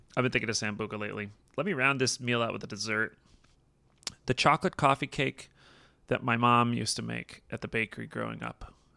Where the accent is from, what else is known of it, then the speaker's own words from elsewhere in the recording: United States; as an American